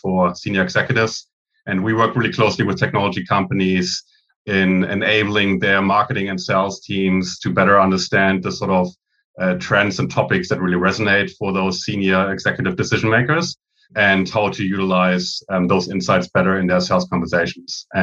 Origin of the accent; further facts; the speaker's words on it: Germany; moved away as an adult; now in Australia; you might be able to tell by my accent, I'm originally from Germany